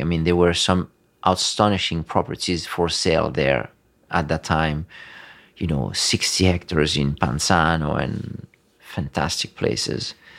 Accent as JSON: {"language": "English", "country": "Tunisia", "tie": "born or raised there", "also_born_or_lived": "Florence, Italy", "moved": "as an adult", "lives_now": "Tuscany, Italy", "said": "I grew up there in Tunisia, uh, until I was eighteen"}